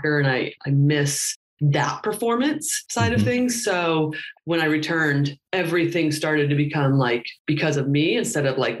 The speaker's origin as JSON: {"language": "English", "town": "Indianapolis", "region": "Indiana", "country": "United States", "tie": "born or raised there", "said": "I'm from Indiana. Grew up in Indianapolis"}